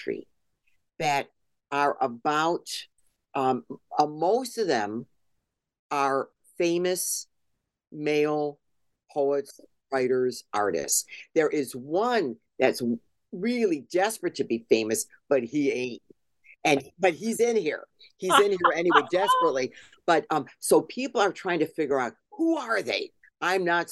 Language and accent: English; Cleveland, Ohio, United States; I am an American. You know, I was born here. I was born in Cleveland.